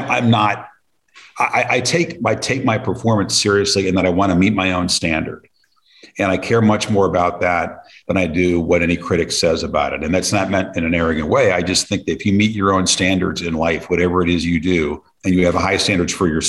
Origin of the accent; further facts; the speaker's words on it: Colorado, United States; I grew up in Colorado